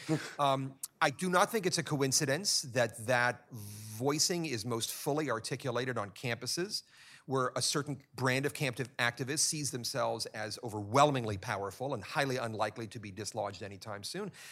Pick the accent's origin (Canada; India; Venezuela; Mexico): Venezuela; I'm from Venezuela